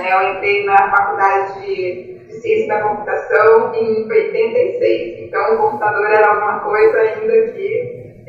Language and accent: Portuguese; Marília, São Paulo, Brazil; É, eu sou nascida em Marília, é uma cidade do interior de São Paulo, é bastante industrial, café.